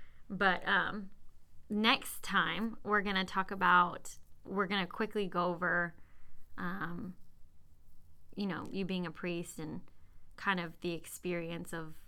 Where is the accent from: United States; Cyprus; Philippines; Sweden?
Cyprus; born there; because I was born in Cyprus.